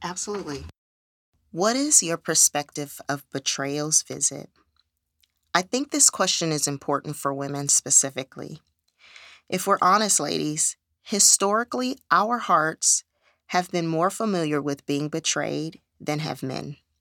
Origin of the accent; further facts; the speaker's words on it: California, United States; moved away as an adult; I am originally from California